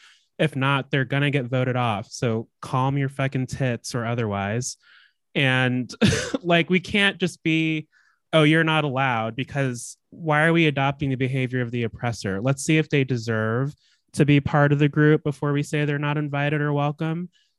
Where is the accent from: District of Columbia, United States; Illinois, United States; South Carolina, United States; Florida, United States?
Illinois, United States; Chicago; Bitch, I'm from Chicago.